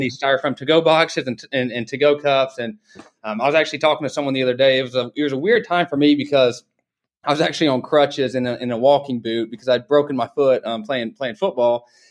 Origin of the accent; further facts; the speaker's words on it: Dalton, Georgia, United States; I grew up in Dalton, Georgia